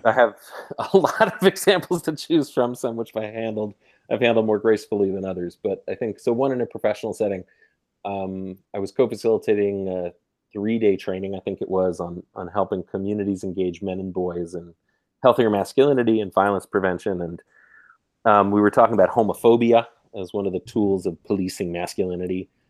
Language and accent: English; New York, United States; I am from New York